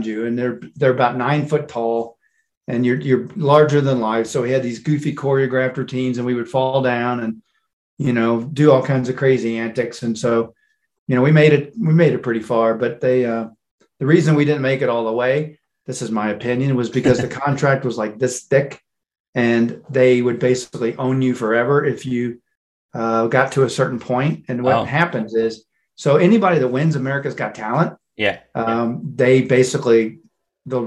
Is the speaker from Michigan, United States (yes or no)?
no; Louisville, Kentucky, United States; moved away as an adult; now in Colorado Springs, United States; originally I'm from Louisville, Kentucky